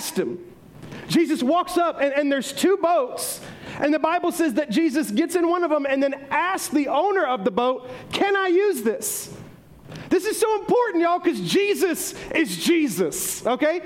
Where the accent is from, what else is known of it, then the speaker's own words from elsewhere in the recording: the South, United States; we're all from the South, so we've been raised up in this teaching